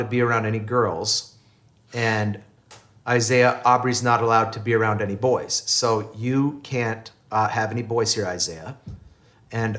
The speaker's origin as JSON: {"language": "English", "country": "Canada", "also_born_or_lived": "Minnesota", "moved": "yes", "said": "I'm Canadian"}